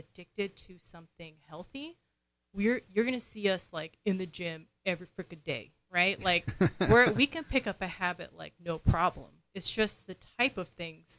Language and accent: English; New York, United States; So I grew up in New York, and New York is an extroverted culture, right?